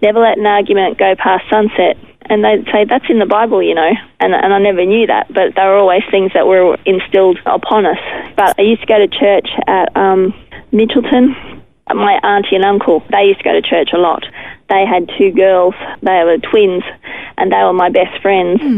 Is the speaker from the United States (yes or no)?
no; Brisbane, Queensland, Australia; also born or lived in Ingham; now in Charleville, Australia; I grew up in Brisbane on the north side, around the hills area.